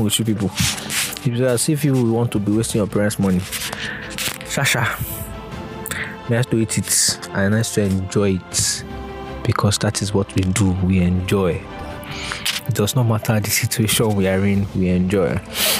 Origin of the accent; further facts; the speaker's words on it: Nigeria; I'm a Nigerian.